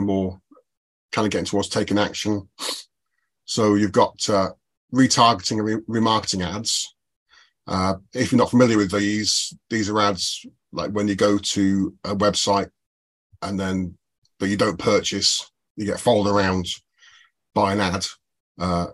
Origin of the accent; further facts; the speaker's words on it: United Kingdom; I, being British